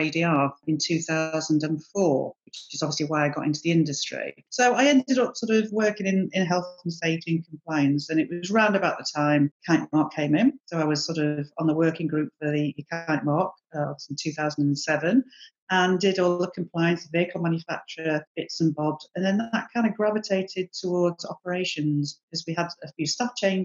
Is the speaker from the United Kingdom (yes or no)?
yes; Manchester, North West England, United Kingdom; I was born in 1970 in Manchester